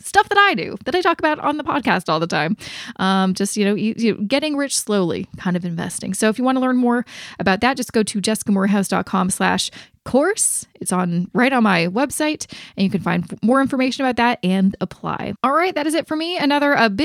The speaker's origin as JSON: {"language": "English", "country": "Canada", "said": "I'm Canadian"}